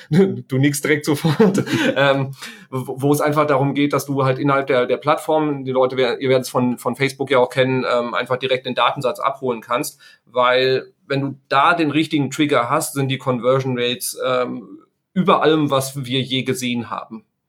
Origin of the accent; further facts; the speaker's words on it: Sauerland, North Rhine-Westphalia, Germany; ich stamme aus dem Sauerland, da kommt der Bus halt irgendwie, äh, dreimal am Tag